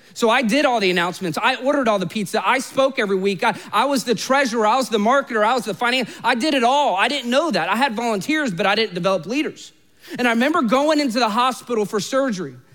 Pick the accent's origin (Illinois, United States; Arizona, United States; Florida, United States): Florida, United States; Orlando; I was literally born and raised in Orlando